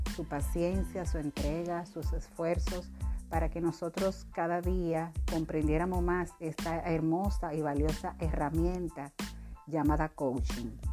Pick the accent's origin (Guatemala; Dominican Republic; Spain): Dominican Republic; sirviendo a mi país